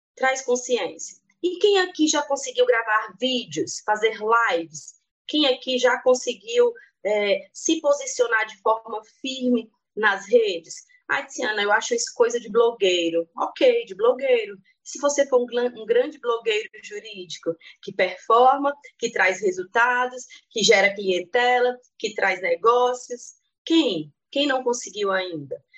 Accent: Piauí, Brazil; now in Brasília, Brazil; Hoje resido em Brasília, mas sou natural do Piauí

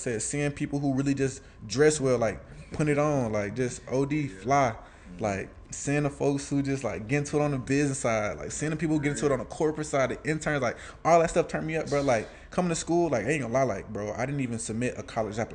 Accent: Atlanta, Georgia, United States; born or raised there; also born or lived in Alabama

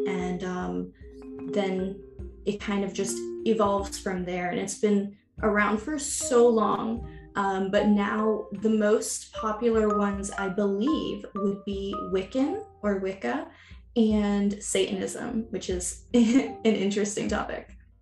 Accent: New York City, New York, United States; moved away; growing up in America and in New York City

